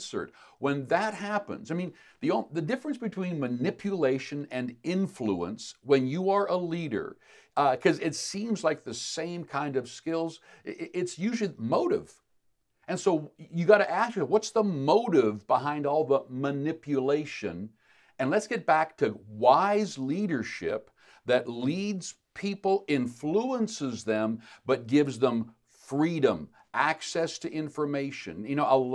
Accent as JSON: {"language": "English", "country": "Canada", "said": "as Canadian citizens"}